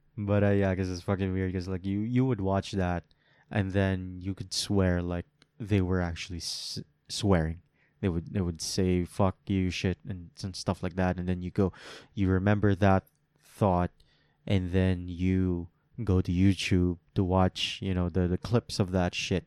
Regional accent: Philippines; I can say this as a Filipino

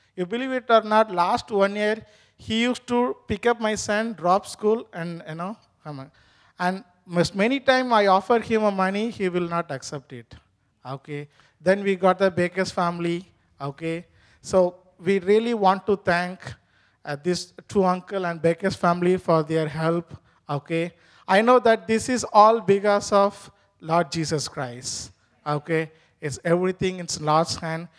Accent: India; first language Tamil; English is a second language; moved away as an adult; now in New Hampshire, United States; my mother tongue is not basically Hindi, my mother tongue is Tamil

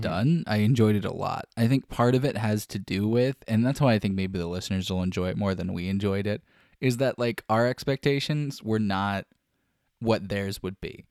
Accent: Florida, United States; I was born here in Florida and raised here in Florida and still currently live here in Florida.

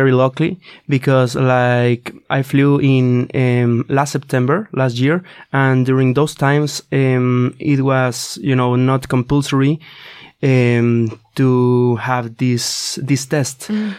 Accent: Mexico; now in Gothenburg, Sweden; And I am from Mexico.

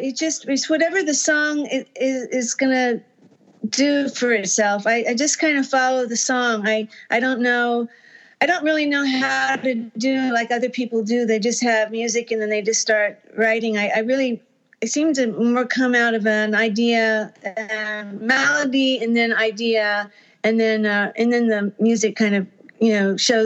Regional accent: Texas, United States; well, when I came from Texas, I had rejected all country music, and basically because my mom was in …'s fan club

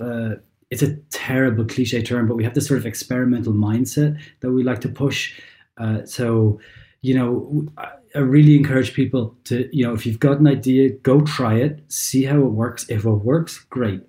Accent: Ireland; moved away as an adult; also born or lived in London; now in Germany; I'm obviously Irish. I'd lived in Ireland for a long time

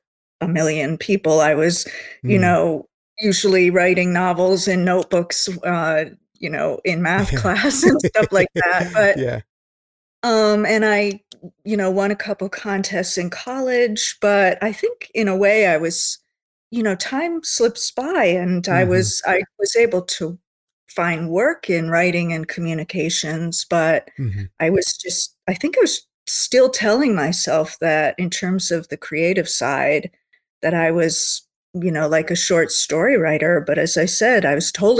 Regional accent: Connecticut, United States; also born or lived in South Carolina; I was raised in Connecticut, more or less since the age of four.

